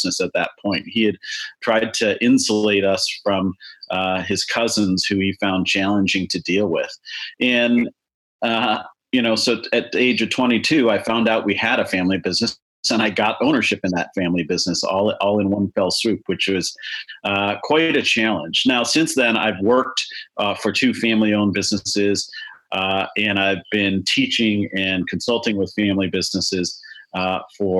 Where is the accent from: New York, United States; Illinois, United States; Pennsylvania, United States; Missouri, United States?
Illinois, United States; Chicago; I grew up in Chicago